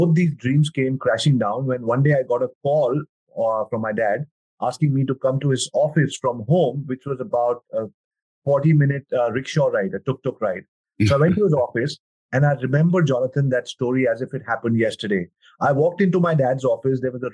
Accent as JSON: {"language": "English", "town": "New Delhi", "region": "Delhi", "country": "India", "tie": "born or raised there", "said": "born and brought up in New Delhi, India"}